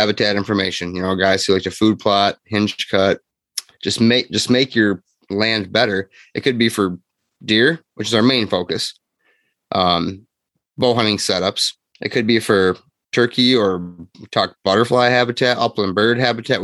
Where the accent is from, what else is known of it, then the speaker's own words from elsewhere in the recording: Grand Haven, Michigan, United States; I am 34, Michigan resident, lived here my whole life. Grew up in Grand Haven